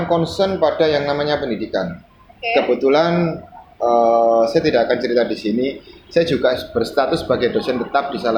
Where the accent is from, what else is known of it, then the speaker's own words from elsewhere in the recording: Gresik, East Java, Indonesia; Uh, kebetulan memang saya asing Gresik, saya warga Randu Agung.